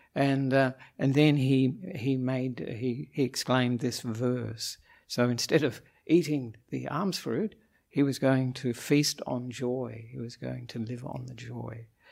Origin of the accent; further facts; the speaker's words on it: Australia; moved away as an adult; now in Sri Lanka; I'm an Australian monk